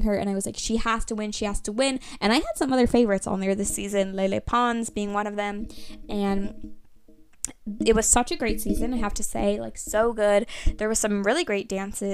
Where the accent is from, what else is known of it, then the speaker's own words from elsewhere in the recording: Texas, United States; I'm from Texas